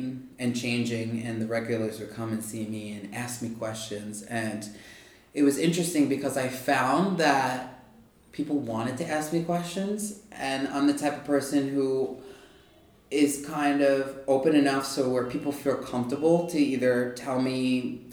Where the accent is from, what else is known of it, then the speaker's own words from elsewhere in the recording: Long Island, New York, United States; I'm from Long Island, New York.